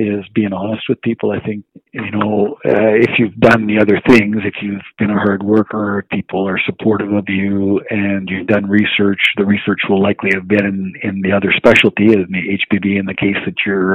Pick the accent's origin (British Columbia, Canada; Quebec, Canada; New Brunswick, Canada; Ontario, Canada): New Brunswick, Canada; Moncton; moved away as an adult; also born or lived in Halifax; I grew up in a small city called Moncton, New Brunswick